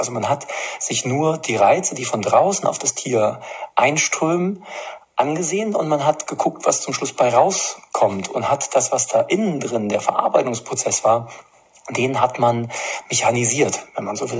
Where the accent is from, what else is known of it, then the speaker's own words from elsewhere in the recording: East Germany, Germany; now in Erfurt, Germany; damals in der DDR